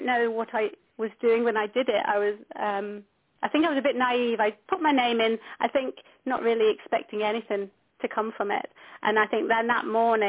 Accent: Scotland, United Kingdom; I'm a nurse from Scotland

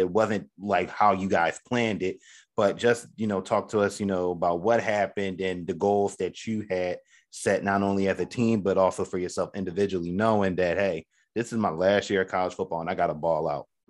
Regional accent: Philadelphia, Pennsylvania, United States; from Philly, uh, Philly, uh, the Uptown area

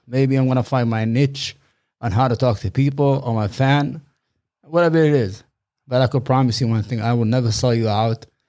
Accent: New York, United States; I'm from New York.

